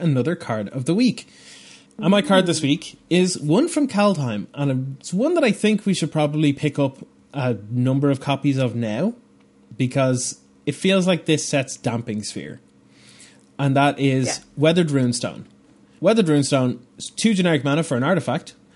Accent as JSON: {"language": "English", "town": "Bray", "region": "Leinster", "country": "Ireland", "tie": "born or raised there", "said": "Bray is the name of the town that I grew up in Ireland here"}